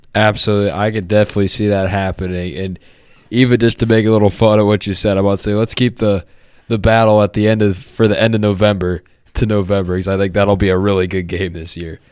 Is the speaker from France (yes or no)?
no; Ohio, United States; I'm from Ohio